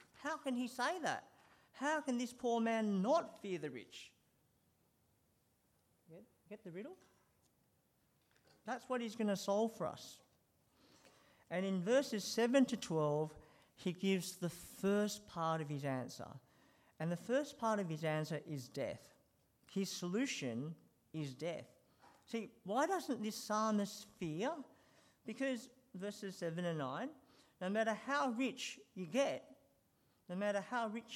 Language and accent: English; Sydney, New South Wales, Australia; when I was growing up in Sydney